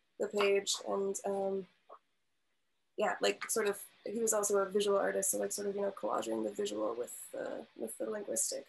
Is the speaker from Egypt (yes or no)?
no; Milwaukee, Wisconsin, United States; moved away as an adult; now in Chicago, United States; growing up in the Milwaukee area and living in Milwaukee for the past, you know, 4 or 5 years